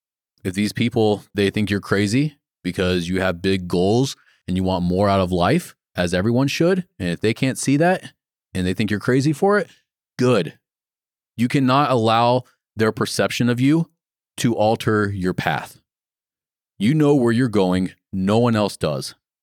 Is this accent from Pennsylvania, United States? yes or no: no; Florida, United States; The town that I grew up in Florida was just small town. I had 200 people in my entire high school.